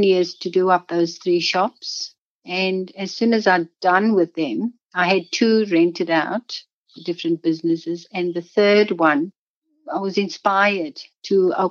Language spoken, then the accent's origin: English; Cape Town, Western Cape, South Africa; now in Warwick, Australia; I was born in South Africa. I was born in Cape Town.